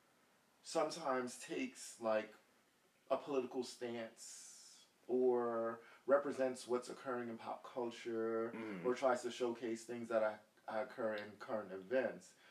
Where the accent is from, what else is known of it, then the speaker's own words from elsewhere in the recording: New York City, New York, United States; also born or lived in Jamaica; I'm from Brooklyn, and I'm from the suburbs